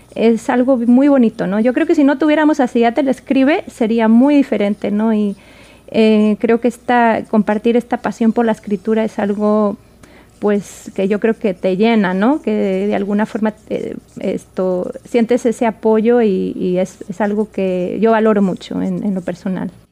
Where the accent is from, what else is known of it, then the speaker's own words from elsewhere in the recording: Spain; moved away as an adult; now in Washington, United States; yo nací en España, me crié en España